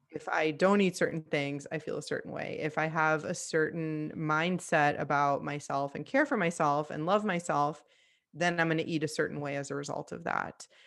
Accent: Miami, Florida, United States; I moved back home to Miami. I'm from Miami, Florida

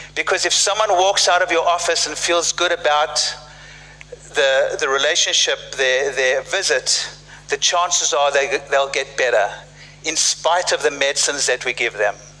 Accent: South Africa; moved away; I grew up in South Africa uh, during apartheid

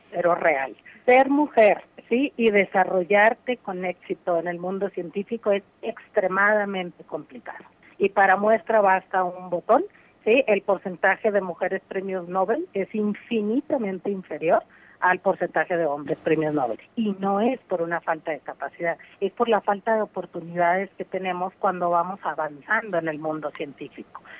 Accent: Mexico; como mujer y como mujer mexicana

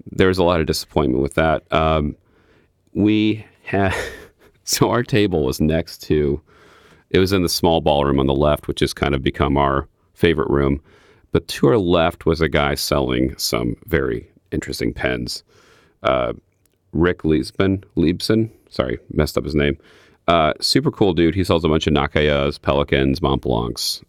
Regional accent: Midwest, United States; I'm from the Midwest

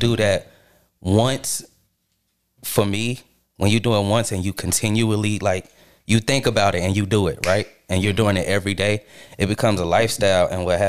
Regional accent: Charlotte, North Carolina, United States; also born or lived in Queens, New York; I'm from Charlotte. Yeah, I'm from Charlotte. I was born in New York, but I'm from Charlotte.

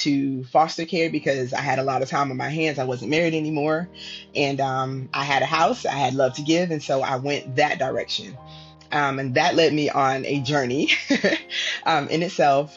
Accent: Virginia, United States; moved away as an adult; also born or lived in Texas; I grew up in Virginia

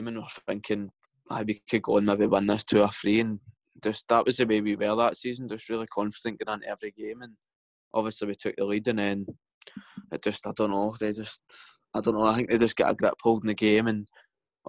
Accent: Paisley, Scotland, United Kingdom; I'm from Paisley, so a lot of my friends are St Mirren fans

